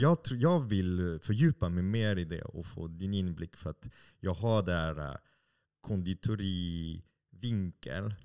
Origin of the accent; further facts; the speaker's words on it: France; Swedish is a second language; moved away as an adult; now in Sweden; jag har bott i Sverige i snart 25 år. Mm. Uh, och uh, som fransman